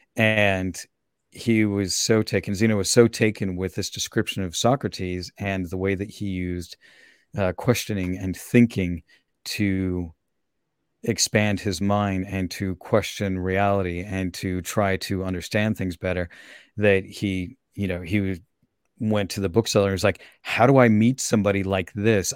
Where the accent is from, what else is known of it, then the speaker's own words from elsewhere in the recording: Salt Lake City, Utah, United States; also born or lived in Virginia / Minnesota / Austria; now in Portland, United States; I grew up in Salt Lake, which is a very different climate than here